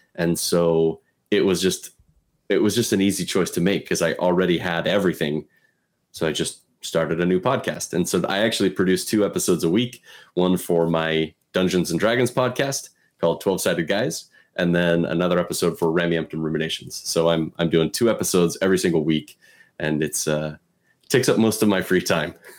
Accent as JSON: {"language": "English", "region": "Pacific Northwest", "country": "United States", "tie": "born or raised there", "said": "So I was born and raised in the Pacific Northwest"}